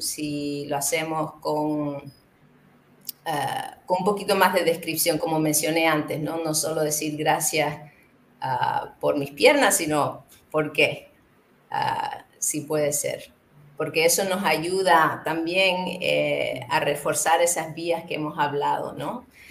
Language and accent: Spanish; Canary Islands, Spain; moved away; llevo muchos años fuera de donde yo crecí, que fue en las Islas Canarias